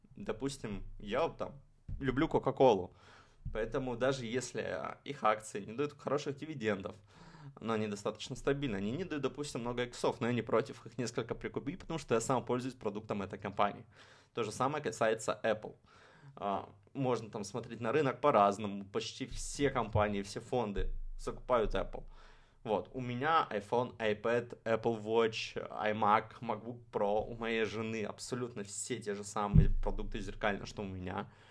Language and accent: Russian; Saint Petersburg, Russia; я, можно сказать, из Петербурга, потому что в Петербурге прошла моя, ну не то что детство, а вот именно подростковый период становления личностью